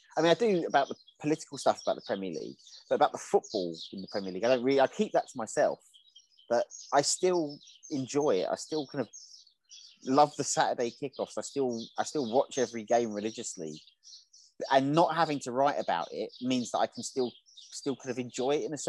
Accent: England, United Kingdom; moved away as an adult; also born or lived in Belgrade / Budapest / Bucharest / Valencia; I've born in England, grew up in England.

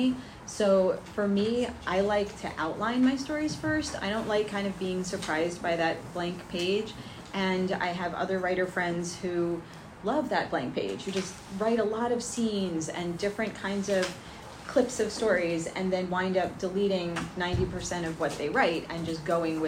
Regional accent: Livingston, New Jersey, United States; I grew up in Livingston

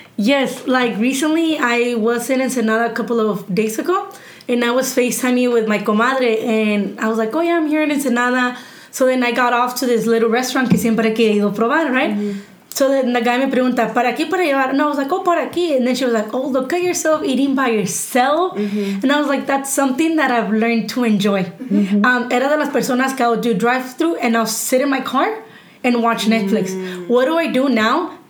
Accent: Santa Ana, California, United States; also born or lived in Mexico / Corona, California; I moved from Santa Ana, from my mom's house to my brother's house

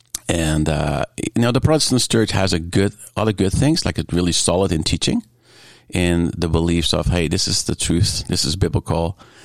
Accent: Netherlands; Yeah, actually, when it comes down to the culture, very much small communities, on your bike.

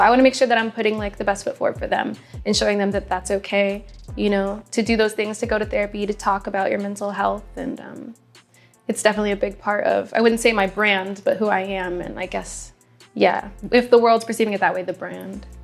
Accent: Midwest, United States; now in Los Angeles, United States; I'm someone from the Midwest

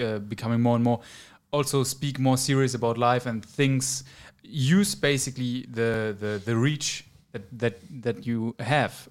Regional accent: Germany; moved away as an adult; now in Romania; I'm from Germany

